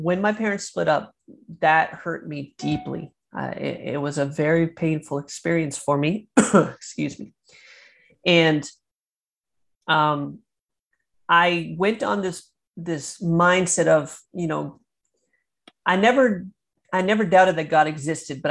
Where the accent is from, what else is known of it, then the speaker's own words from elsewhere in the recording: Maine, United States; also born or lived in Chattanooga, Tennessee / Florida; now in Michigan, United States; I was born and raised in Maine, in the middle of nowhere in Maine, then eventually moved to Chattanooga, Tennessee